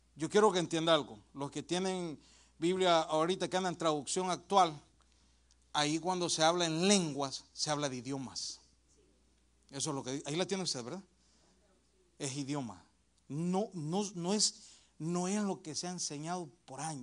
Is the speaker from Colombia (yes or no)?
no; El Salvador; Yo soy del Salvador